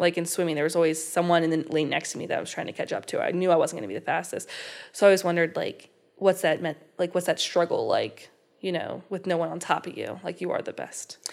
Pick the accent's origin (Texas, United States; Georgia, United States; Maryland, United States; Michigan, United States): Maryland, United States; Falston; close to where I am from. I live in Falston